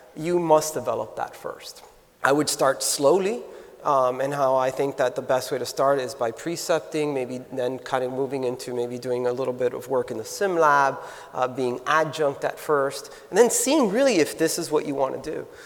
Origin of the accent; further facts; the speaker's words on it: South Florida, United States; also born or lived in Minnesota; I'm native. I was born and raised in South Florida